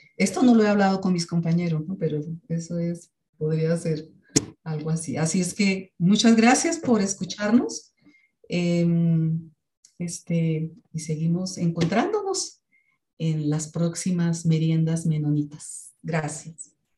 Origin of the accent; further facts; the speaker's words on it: Colombia; now in Bogotá, Colombia; vengo de Colombia. Eh, vivo en una ciudad que se llama Bogotá, la capital del país, aunque no soy de, ese lugar.